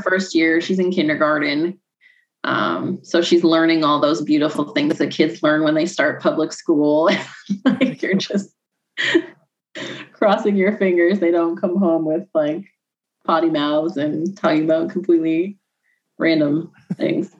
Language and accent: English; Illinois, United States; I'm from I'm from Illinois